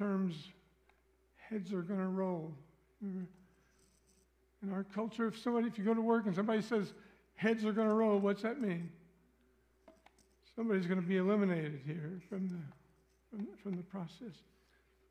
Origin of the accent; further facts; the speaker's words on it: Missouri, United States; I'm from Missouri